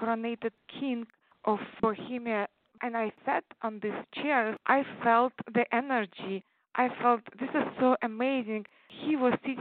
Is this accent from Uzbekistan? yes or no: yes; Uzbekistan; first language Tatar; English is a second language; moved away as an adult; also born or lived in Czech Republic; now in United States; I grew up in former Soviet Union countries in Central Asia called Uzbekistan